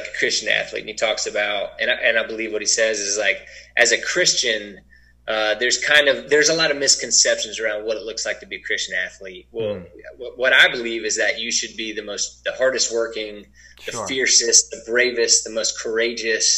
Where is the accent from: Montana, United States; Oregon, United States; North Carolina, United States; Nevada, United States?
North Carolina, United States; Winston-Salem; moved away as an adult; also born or lived in Colorado / Chicago; growing up in Winston-Salem, a little bit of a smaller club compared to Raleigh or Charlotte